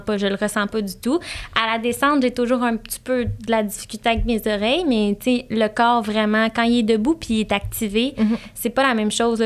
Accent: Saint-Hyacinthe, Quebec, Canada; je suis née à Saint-Hyacinthe, sur la rive sud de Montréal

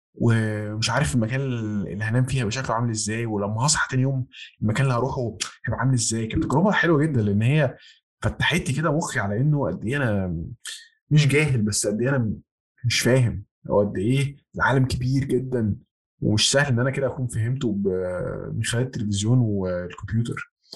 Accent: Egypt; moved away as an adult; أنا ما زلت من مصر

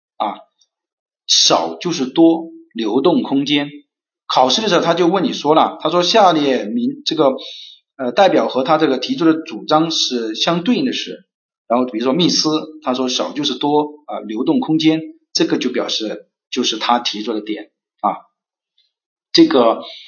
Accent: China; 我们中国人是从自然就会想到人类

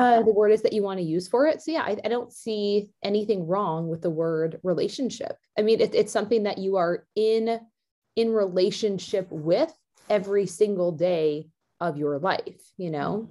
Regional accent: Danville, California, United States; also born or lived in Eugene, Oregon; that's where I grew up

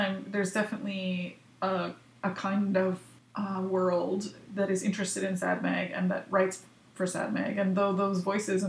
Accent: Canada; moved away

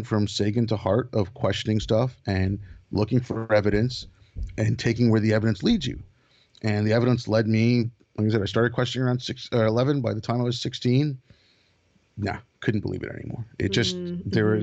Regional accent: Montreal, Quebec, Canada; also born or lived in India; I grew up in Canada. I grew up in Montreal. I was born in India. My family moved to Montreal when I was six.

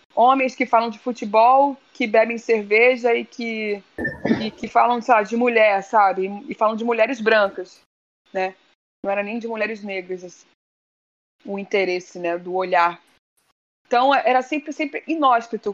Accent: Rio de Janeiro, Brazil; cresci na Penha, Penha, Penha, subúrbio do Rio, depois fui para Tijuca. Eu nasci na Tijuca

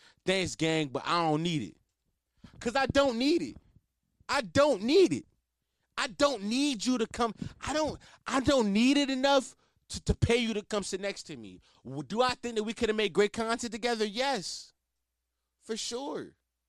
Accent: Philadelphia, Pennsylvania, United States; We from the same city, gang. I'm from Philly, you from Philly.

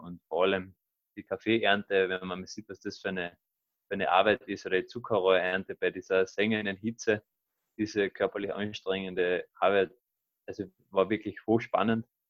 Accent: Carinthia, Austria; nach Villach, nach Kärnten in mein Heimatbundesland

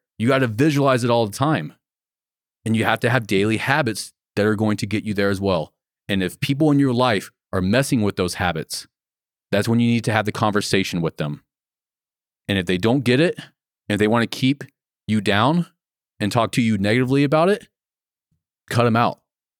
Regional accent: Florida, United States; The town that I grew up in Florida was just small town. I had 200 people in my entire high school.

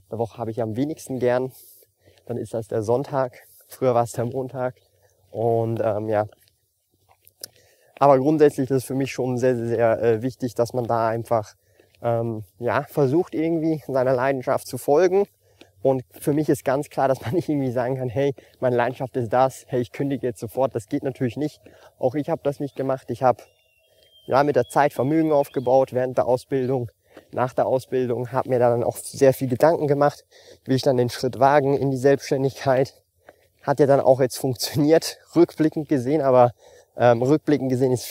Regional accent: Switzerland; ich lebe so happy mit dem Lebensstil, wie ich lebe, auch wenn ich relativ wenig ausgebe als Schweizer.

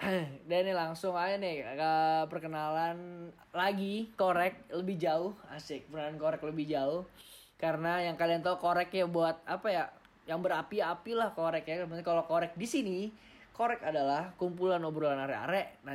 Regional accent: Jakarta, Indonesia; karena kan gue dari Jakarta nih

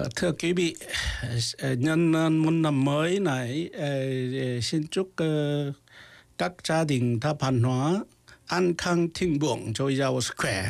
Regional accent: North Jeolla, South Korea; Vietnamese is a second language; now in Busan, South Korea; tôi quê tôi là ở xa

